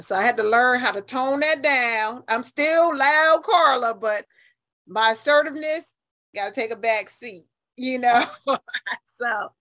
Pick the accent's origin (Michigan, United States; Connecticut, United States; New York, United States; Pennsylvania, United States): Connecticut, United States; New Haven; moved away as an adult; now in Atlanta, United States; I'm a Yankee and I'm proud of it. I'm from New Haven